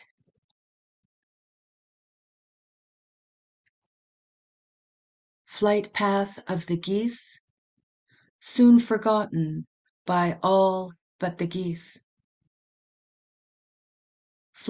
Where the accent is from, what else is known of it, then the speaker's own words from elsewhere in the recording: Vancouver, British Columbia, Canada; moved away as an adult; now in Yukon, Canada; I grew up in Vancouver, moved to the Yukon in 1991